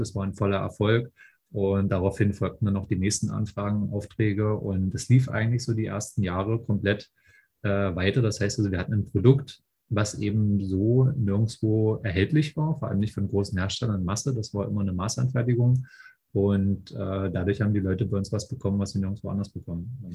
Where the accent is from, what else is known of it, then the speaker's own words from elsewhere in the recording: Raguhn, Saxony-Anhalt, Germany; moved away as an adult; now in Berlin, Germany; ich bin aus Berlin, äh, komme ursprünglich ähm, aus einem kleinen Ort namens Ragun in Sachsen-Anhalt, bin damals eigentlich fürs Studium hergezogen.